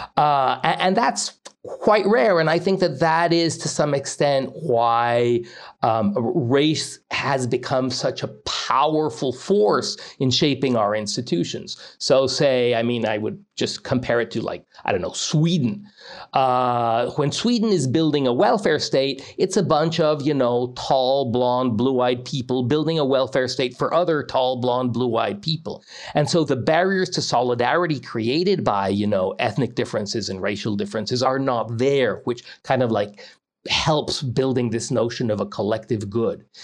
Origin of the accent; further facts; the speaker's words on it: Mexico; moved away as an adult; now in United States; I grew up most of my childhood in Mexico all the way through university